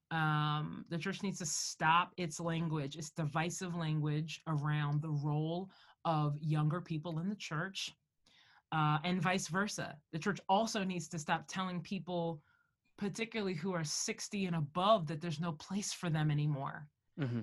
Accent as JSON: {"language": "English", "country": "United States", "said": "I'm Black American"}